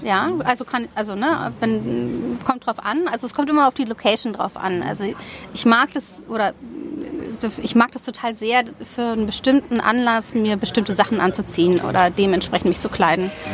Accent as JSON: {"language": "German", "region": "Berlin", "country": "Germany", "tie": "born or raised there", "also_born_or_lived": "Donaueschingen / Sandhausen / Taunus / Oldenburg", "said": "ich bin hauptsächlich in Westberlin groß geworden"}